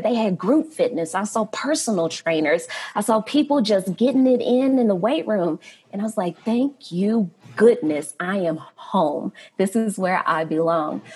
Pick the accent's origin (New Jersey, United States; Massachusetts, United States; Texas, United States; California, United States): Texas, United States; Fort Worth; now in Denver, United States; I am from Fort Worth, Texas